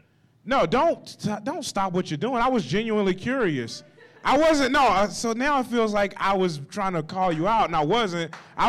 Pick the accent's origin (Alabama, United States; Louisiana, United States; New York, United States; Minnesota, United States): Louisiana, United States; Bernice; moved away as an adult; now in Des Moines, United States; I'm a comedian here in Des Moines. I live in Des Moines. I've lived here for about 7 years, and I'm originally from Bernice, Louisiana.